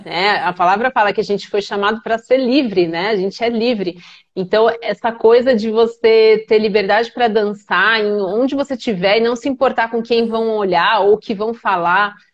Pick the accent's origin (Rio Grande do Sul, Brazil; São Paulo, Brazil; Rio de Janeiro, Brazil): São Paulo, Brazil; Sou de São Paulo.